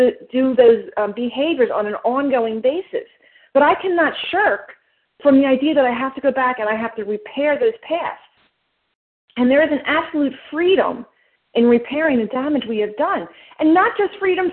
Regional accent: New Jersey, United States; I was from Jersey

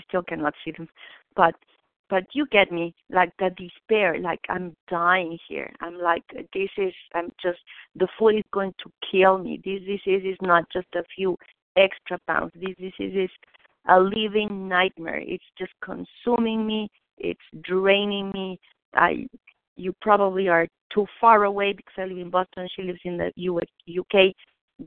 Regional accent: Mexico; English is a second language; moved away; I was born in Mexico

